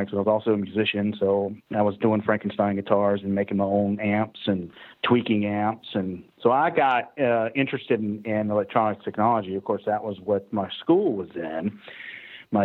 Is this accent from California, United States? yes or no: no; Atlanta, Georgia, United States; I'm from Atlanta, Georgia. All right, so born and raised in Georgia. So I'm a Southern high-tech redneck